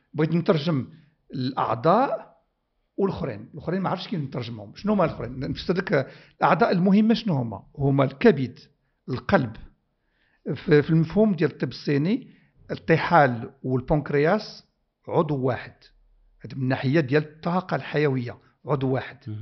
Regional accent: Morocco; بلادي المغرب

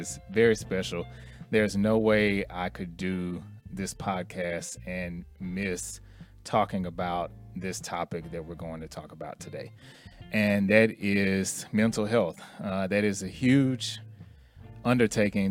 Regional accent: Houston, Texas, United States; moved away as an adult; now in Dallas, United States; I'm originally from Houston, and I moved here to Dallas in 03

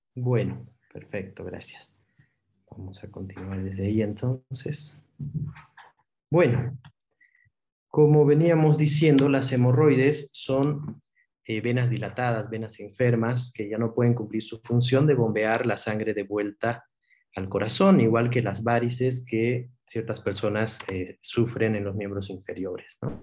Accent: Cochabamba, Bolivia; moved away as an adult; also born or lived in Buenos Aires, Argentina; yo soy cochabambino

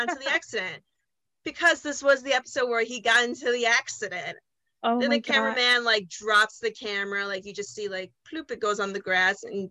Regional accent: United States; I'm American

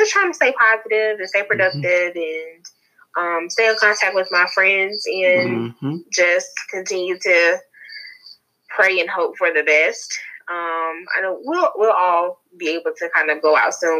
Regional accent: Charlotte, North Carolina, United States; I'm from North Carolina, from Charlotte, born and raised

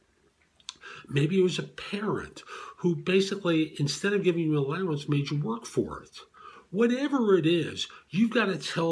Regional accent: New York, United States; I grew up in New York in the public school system

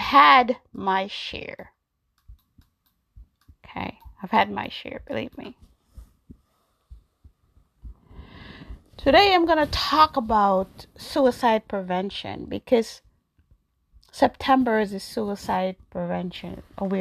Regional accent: New York, United States; also born or lived in Jamaica; I was born in Jamaica. I grew up in New York

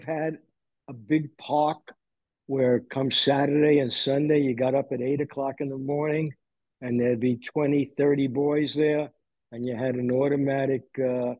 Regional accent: New York City, New York, United States; I came home from Forest Hills High School

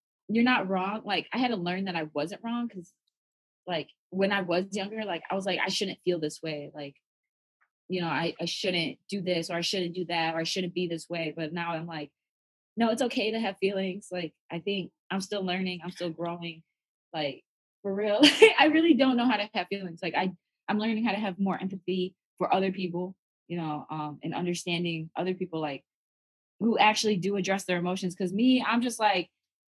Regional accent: Chicago, Illinois, United States; moved away; I grew up where you couldn't address your emotions, especially growing up in Chicago

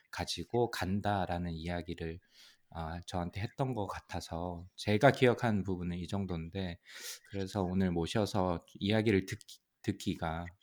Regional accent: Ulsan, South Korea; 뭐 일단 저는 울산 출신이라서 그 울산 출신에 대해 있는 학생들이 좀 안타깝기도 했고

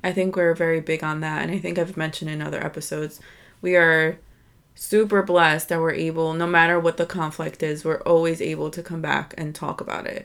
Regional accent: United States; born and raised here in, in America. My family is from Dominican Republic

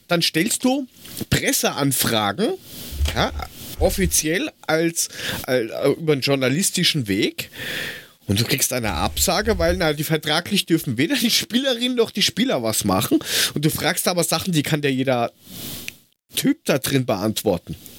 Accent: Hesse, Germany; als, als Hesse damit aufgewachsen

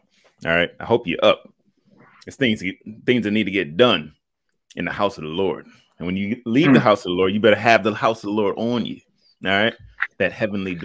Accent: United States; I'm an American

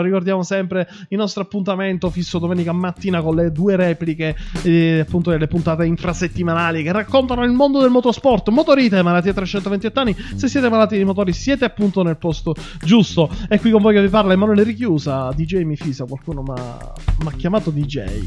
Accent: Sicily, Italy; io sono siciliano

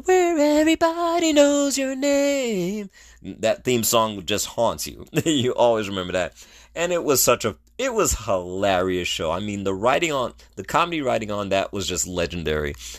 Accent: New York City, New York, United States; New York, my hometown.

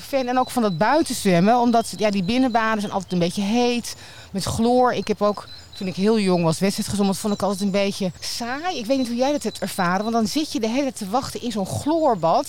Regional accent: Haren, Groningen, Netherlands; moved away; ik kom uit Groningen eh, in Haren. En mijn, mijn buitenbad waar ik gewoon opgegroeid ben

